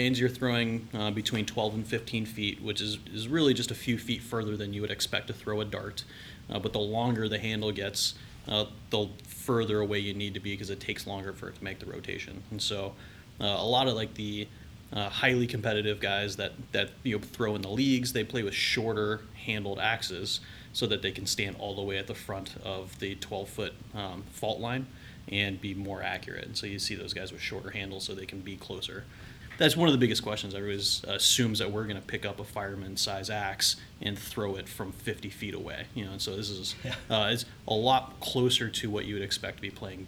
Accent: Columbus, Ohio, United States; I'm from Columbus. I grew up, born and raised.

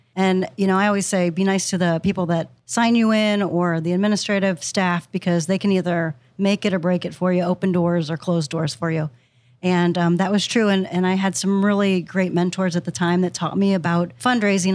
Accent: Pennsylvania, United States; moved away as an adult; now in Ohio, United States; I'm from Pennsylvania originally

